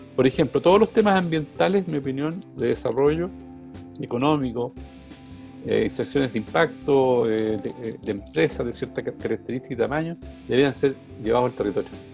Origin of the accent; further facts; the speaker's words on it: Chile; me siento muy chileno